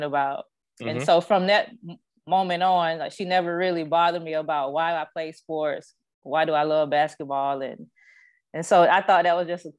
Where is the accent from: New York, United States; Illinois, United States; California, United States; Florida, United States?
Florida, United States; Tallahassee; I'm from Tallahassee, Florida